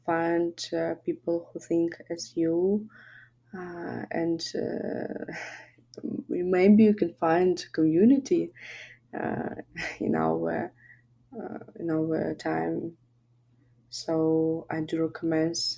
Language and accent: English; Kharkiv, Kharkiv Oblast, Ukraine; I'm originally from Kharkiv